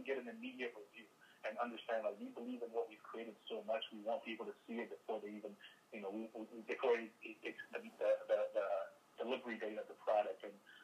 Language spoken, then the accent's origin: English; Nigeria; also born or lived in Sacramento, United States; I grew up in Nigeria. I was born in Nigeria, grew up partly in Nigeria, partly in Sacramento.